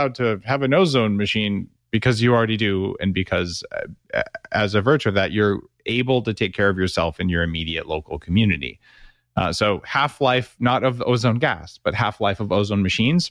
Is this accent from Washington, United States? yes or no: no; New Mexico, United States; I grew up in New Mexico.